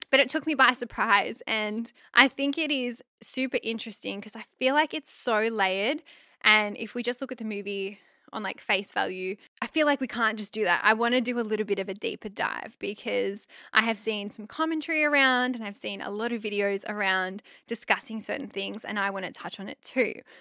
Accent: Australia; I'm Aussie.

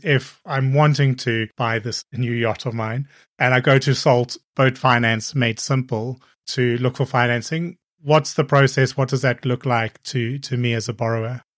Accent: Cape Town, Western Cape, South Africa; moved away; also born or lived in Copenhagen / Hong Kong / Brighton; I grew up in Cape Town, which is a coastal city

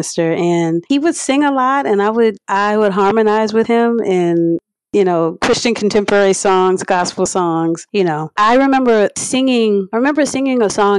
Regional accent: Harvey, Louisiana, United States; born or raised there

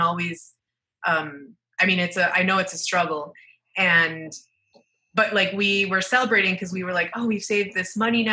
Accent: Cancún, Quintana Roo, Mexico; now in Mexico City, Mexico; I was raised in Cancun, which is probably one of the most famous parts of Mexico

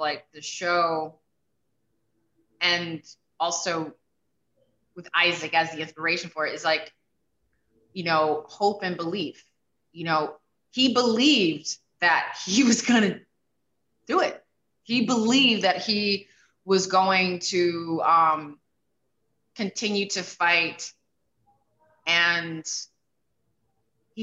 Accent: New York City, New York, United States; I grew up in the South Bronx

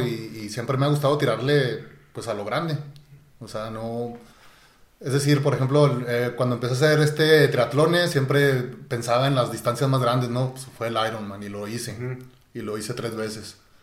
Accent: Chihuahua, Mexico; born or raised there

